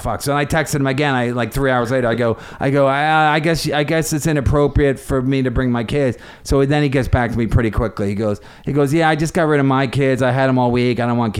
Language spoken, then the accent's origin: English; Philadelphia, Pennsylvania, United States; now in New York, United States; I'm from Philadelphia